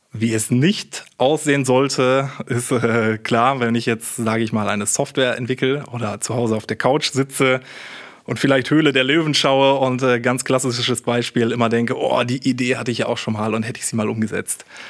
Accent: Münster, North Rhine-Westphalia, Germany; moved away as an adult; also born or lived in Karlsruhe; ich komme gebürtig sogar aus Münster, habe auch hier studiert

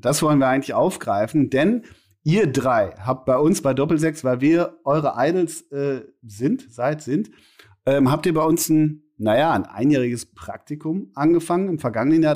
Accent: Münster, North Rhine-Westphalia, Germany; in der Halle Münsterland, in Münster, in meiner Heimat

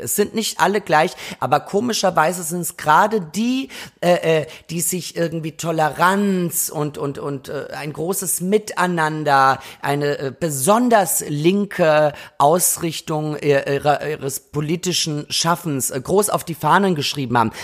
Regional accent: Austria; now in Berlin, Germany; Ich war ja gerade in Österreich in meiner Heimat

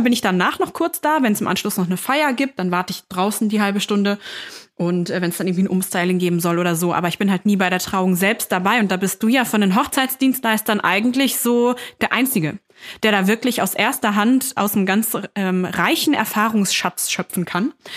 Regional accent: Hameln, Lower Saxony, Germany; moved away; in meiner Heimat, drüben in Niedersachsen, in Hameln

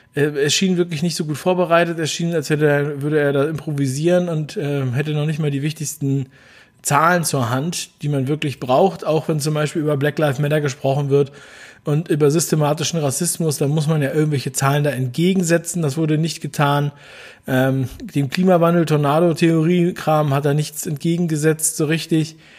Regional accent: Berlin, Germany; ich bin ein Berliner, wie ihr wisst. Ein Ostberliner

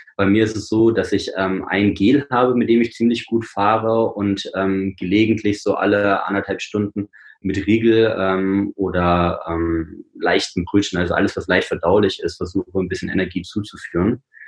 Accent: Rennsteig, Thuringia, Germany; Also ich bin am Rennsteig geboren und aufgewachsen

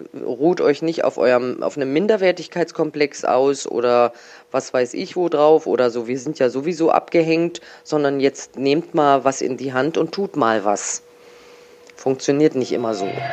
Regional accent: Berlin, Germany; moved away as an adult; als Kind aus Neu-Westend in Charlottenburg

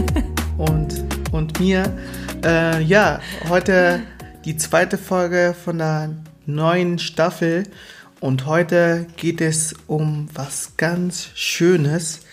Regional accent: Baden-Württemberg, Germany; Baden-Württemberg, genau, wo ich aufgewachsen bin.

